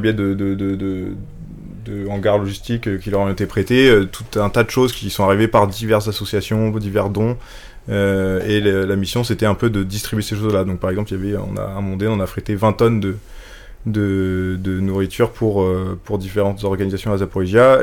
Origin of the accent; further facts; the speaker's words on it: France; en tant que bon français qui est habitué aux institutions super fortes